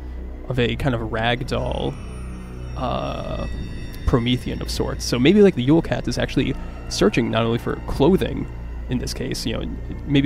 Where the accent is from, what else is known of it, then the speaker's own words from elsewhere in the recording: Glastonbury, Connecticut, United States; I grew up in Glastonbury, Connecticut in the United States